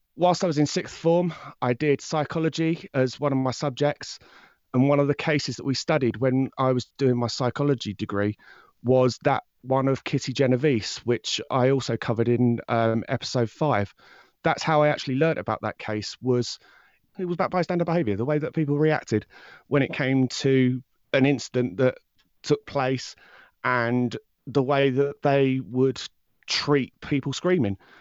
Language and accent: English; High Wycombe, South East England, United Kingdom; I'm from High Wycombe in, um, England